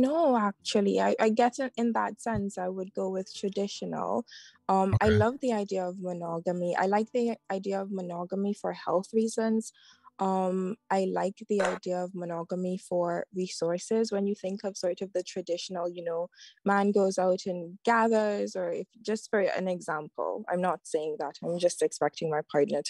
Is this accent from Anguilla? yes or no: yes; Anguilla; now in London, United Kingdom; I'm in London. So I'm from the Caribbean. Okay. I'm from Anguilla, and I live in London.